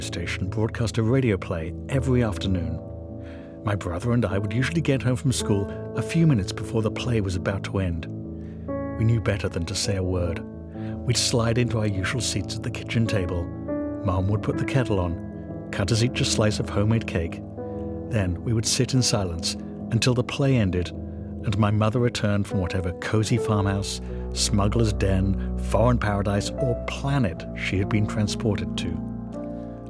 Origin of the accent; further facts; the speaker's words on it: England, United Kingdom; moved away; When I was a kid growing up in England